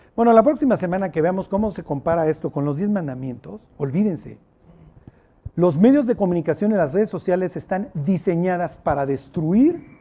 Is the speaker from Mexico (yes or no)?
yes; Mexico; Soy mexicano siglo XXI.